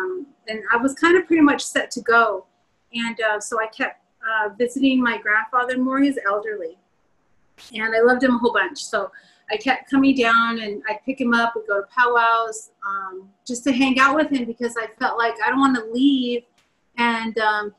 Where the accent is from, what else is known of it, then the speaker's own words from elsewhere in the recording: Southwest, United States; you know, born and raised in the Southwest, it's really hard to embrace that there.